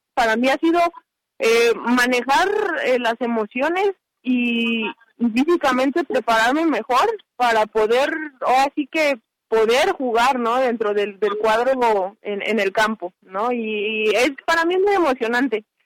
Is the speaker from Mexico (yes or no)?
yes; Guadalajara, Jalisco, Mexico; moved away; desde el 16 de marzo yo estoy en mi ciudad de origen, en Guadalajara